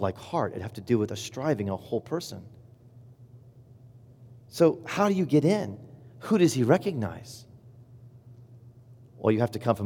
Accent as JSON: {"language": "English", "region": "Indiana", "country": "United States", "said": "I'm from Indiana and I love Indiana"}